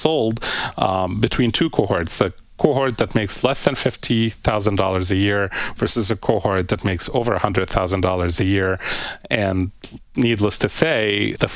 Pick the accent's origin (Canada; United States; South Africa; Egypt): Egypt; moved away; my home country of Egypt